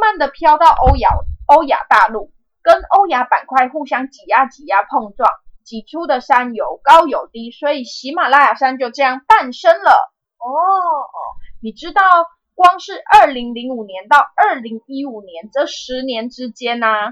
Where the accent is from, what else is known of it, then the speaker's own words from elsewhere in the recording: Taiwan; 我们台湾人